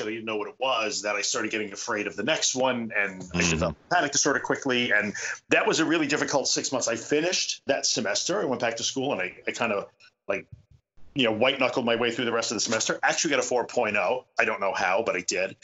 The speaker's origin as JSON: {"language": "English", "area": "Long Island", "region": "New York", "country": "United States", "tie": "born or raised there", "also_born_or_lived": "Brooklyn / Buffalo", "said": "I am a New Yorker. I was born in Brooklyn and I grew up on Long Island, and I've been here most of my life"}